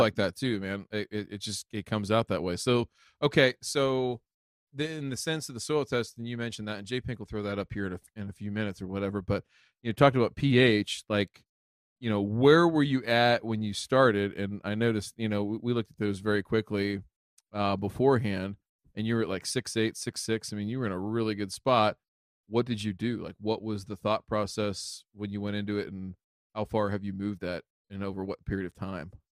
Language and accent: English; Ohio, United States; my home state.